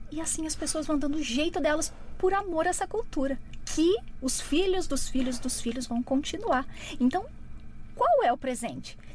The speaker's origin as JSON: {"language": "Portuguese", "town": "Curitiba", "region": "Paraná", "country": "Brazil", "said": "Eu sou de Curitiboca."}